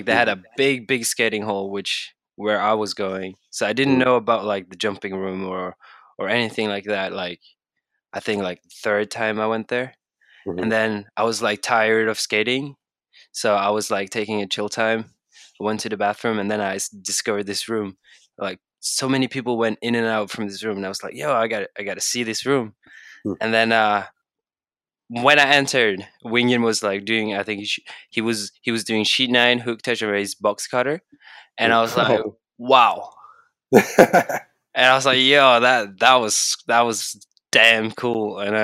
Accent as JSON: {"language": "English", "town": "Bergen", "region": "Vestland", "country": "Norway", "second_language": "English", "said": "I'm from Bergen, Norway."}